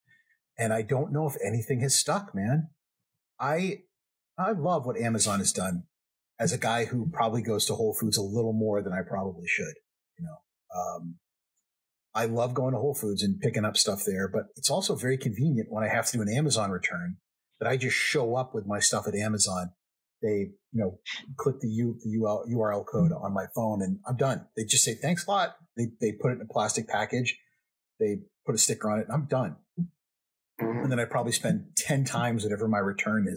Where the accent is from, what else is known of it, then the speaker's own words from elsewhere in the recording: Texas, United States; I'm from Texas